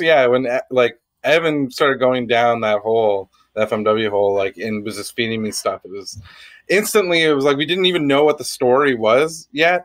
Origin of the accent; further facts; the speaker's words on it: Canada; being Canadian